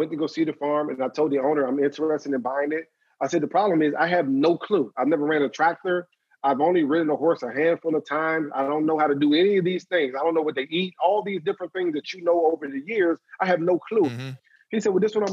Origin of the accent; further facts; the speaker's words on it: Maryland, United States; moved away; I went back to Maryland with my hometown